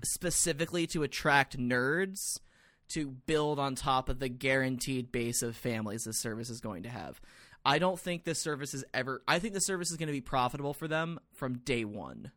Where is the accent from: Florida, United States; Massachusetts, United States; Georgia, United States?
Georgia, United States; Atlanta; I grew up in Atlanta